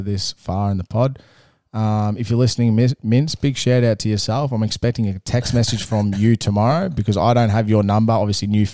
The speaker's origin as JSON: {"language": "English", "town": "Melbourne", "region": "Victoria", "country": "Australia", "said": "I'm from Melbourne."}